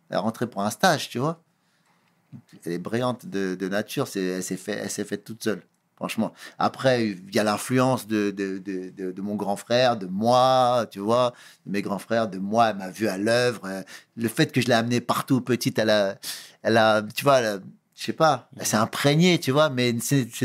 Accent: Cape Verde; Étant donné que je suis originaire du Cap Vert, mes parents sont du Cap Vert.

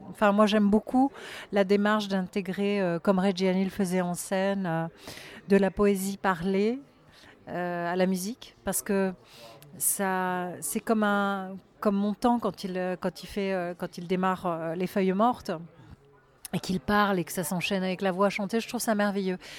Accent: Le Mesnil-le-Roi, Île-de-France, France; Alors, ah, j'ai vécu en région parisienne toute ma vie. Euh, j'ai grandi euh, près de Saint-Germain-en-Laye, vers Ménil-le-Roi.

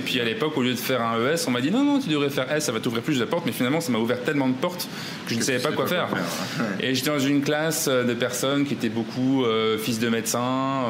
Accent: Ch'ti, Hauts-de-France, France; moved away as an adult; also born or lived in Rhône-Alpes; now in Bangkok, Thailand; Je suis ch'ti

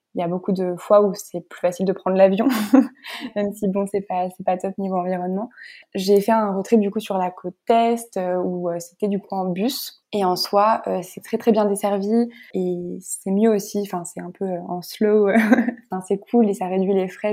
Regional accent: Nice, Provence-Alpes-Côte d'Azur, France; also born or lived in Lyon; j'ai voulu revenir à ma ville natale Nice

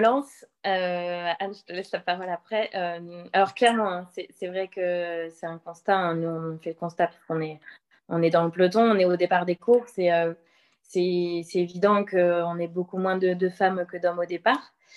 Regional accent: Le Mans, Pays de la Loire, France; moved away as an adult; also born or lived in Angers / Toulouse; je suis sartoise, je suis née au Mans

